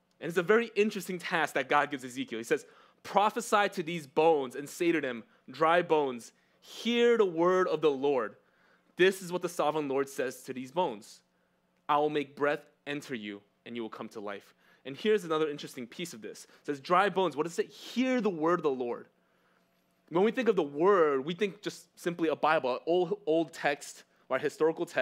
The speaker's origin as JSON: {"language": "English", "town": "New York City", "region": "New York", "country": "United States", "tie": "born or raised there", "also_born_or_lived": "California", "second_language": "English", "said": "I was born in Cali, but I moved to New York when I was one. So because of that one-year gap, I can't say New York, born and raised. I just say New York, raised"}